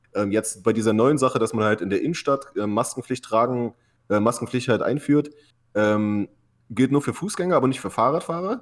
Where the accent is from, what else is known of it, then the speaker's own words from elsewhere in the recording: Halle, Saxony-Anhalt, Germany; now in California, United States; ich komme ja aus Halle an der Saale, aus dem tiefsten Osten